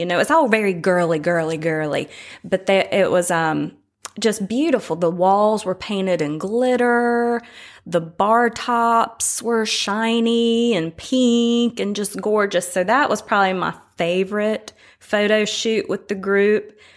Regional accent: Winston-Salem, North Carolina, United States; moved away as an adult; now in Tybee Island, United States; I am from Winston-Salem, North Carolina, originally

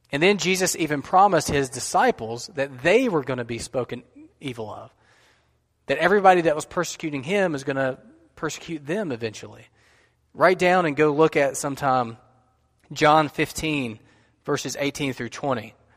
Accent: United States; what we have enjoyed as American Christians

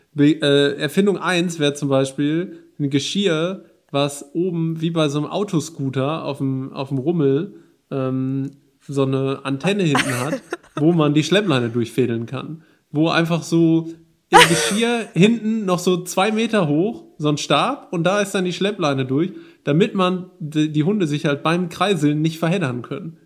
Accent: Ruhr area, North Rhine-Westphalia, Germany; moved away as an adult; now in Bergisches Land, Germany; Ich komme ja aus dem, aus dem Ruhrgebiet

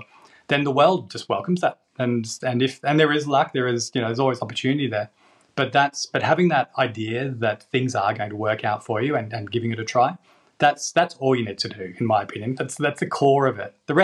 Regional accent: Australia; now in England; I'm from Australia

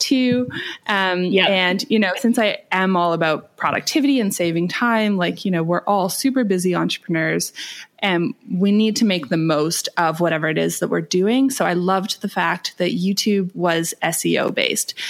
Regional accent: Canada; moved away as an adult; now in Bali, Indonesia; I'm from Canada.

